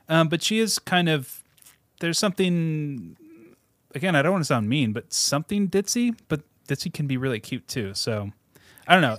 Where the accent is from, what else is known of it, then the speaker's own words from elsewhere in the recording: Seattle suburbs, Washington, United States; I grew up in the Seattle suburbs